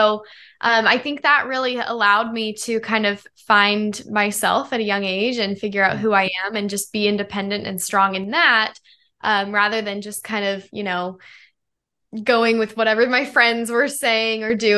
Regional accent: Denver, Colorado, United States; now in Los Angeles, United States; I am a pop artist, songwriter, model based in Los Angeles, and I'm originally from Denver, Colorado, but made my way to the West Coast.

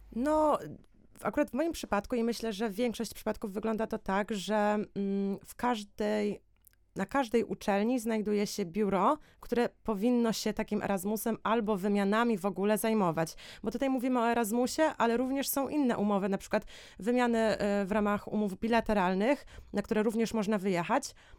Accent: Poland; my byliśmy w czwórkę, czwórka Polaków

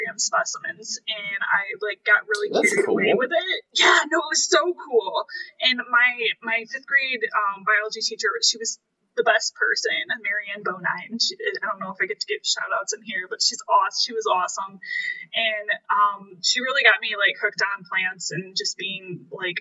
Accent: Kalamazoo County, Michigan, United States; Kalamazoo County, but like not the city of Kalamazoo. So I graduated with like 50 other people, so it was a really small

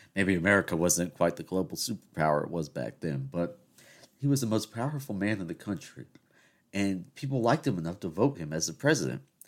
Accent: South Carolina, United States; accent: Southern; now I'm from South Carolina, right? and we all know I'm, I'm Greek American. And, you know, I, I've grown up in the South.

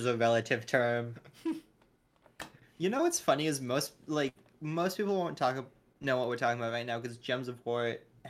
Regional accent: North Dakota, United States; moved away; I'm from North Dakota.

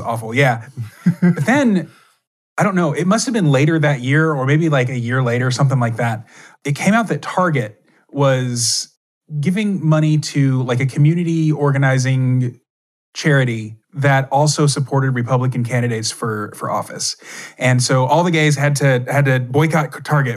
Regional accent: Texas, United States; I grew up in Texas

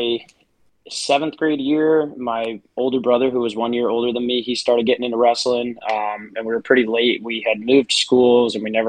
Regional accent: New York, United States; moved away as an adult; now in Clinton, South Carolina, United States; I'm actually from New York originally

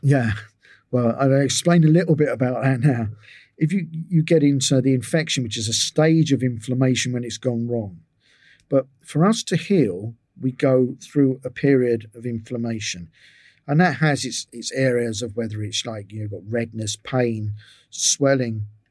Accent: England, United Kingdom; moved away as an adult; also born or lived in Israel; I was from England

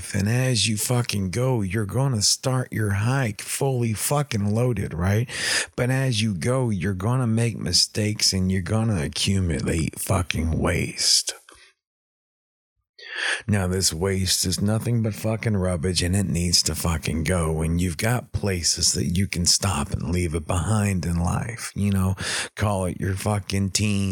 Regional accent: East Texas, United States; I'm from East Texas

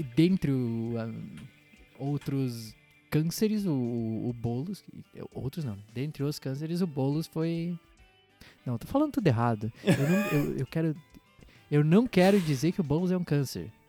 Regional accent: Santa Catarina, Brazil; a gente é catarinense

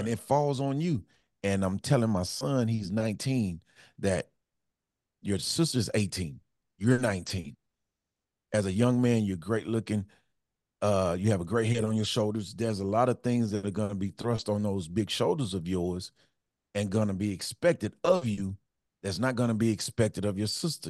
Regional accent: Houston, Texas, United States; I grew up in Fifth Ward.

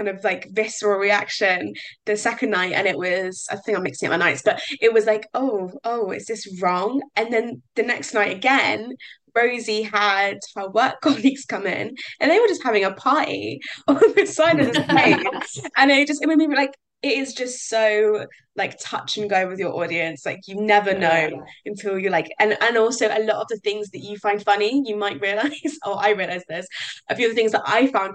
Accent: United Kingdom; I'm a British person

